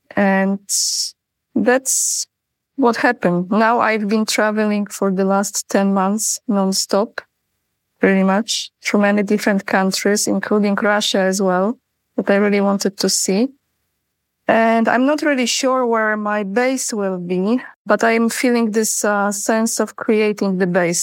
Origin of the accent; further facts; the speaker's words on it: Poland; moved away as an adult; also born or lived in Sweden / United States; I was born in Poland. I'm originally from Poland